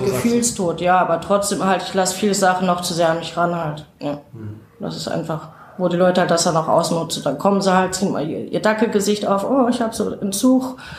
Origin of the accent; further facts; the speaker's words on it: North Rhine-Westphalia, Germany; now in Saarbrücken, Germany; ich komme nicht von hier, ich komme aus Nordrhein-Westfalen und bin jetzt seit ja, fast 20 Jahren hier